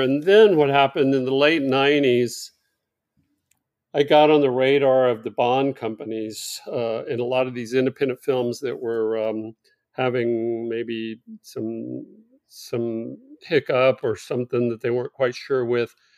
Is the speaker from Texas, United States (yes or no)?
yes; Fort Worth, Texas, United States; also born or lived in Los Angeles, California; I grew up here where I am now in Fort Worth, Texas